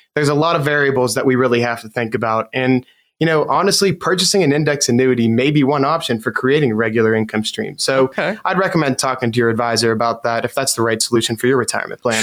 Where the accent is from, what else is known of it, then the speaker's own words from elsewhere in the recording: Western Pennsylvania, United States; I've been born in Western Pennsylvania, and I've I've lived here my entire life.